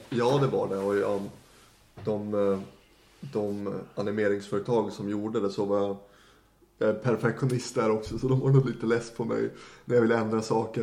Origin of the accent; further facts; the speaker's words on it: Norrland, Sweden; moved away as an adult; also born or lived in Leksand; now in Stockholm, Sweden; jag, hade ju aldrig sett mig själv att bo i Stockholm, norrlänning som man är